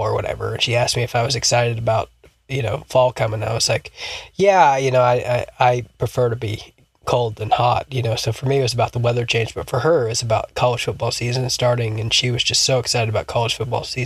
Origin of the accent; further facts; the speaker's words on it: Alabama, United States; also born or lived in South Florida; we moved to Alabama from South Florida